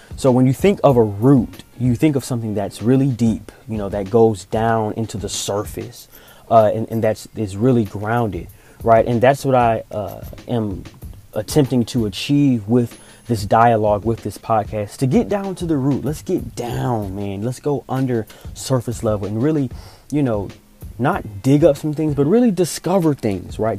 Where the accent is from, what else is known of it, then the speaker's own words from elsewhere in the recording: Augusta, Georgia, United States; moved away as an adult; also born or lived in Atlanta, Georgia; I'm originally from Augusta, Georgia, which is about two hours east of Atlanta.